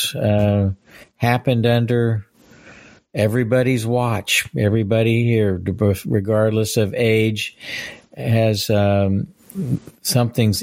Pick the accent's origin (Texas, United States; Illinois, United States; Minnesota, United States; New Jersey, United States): Texas, United States; Fort Worth; also born or lived in California / upstate New York; I grew up in Fort Worth